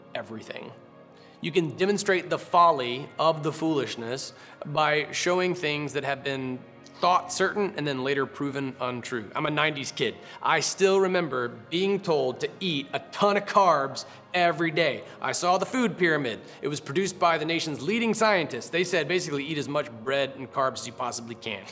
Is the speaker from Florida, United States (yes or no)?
yes; Florida, United States; I grew up in Florida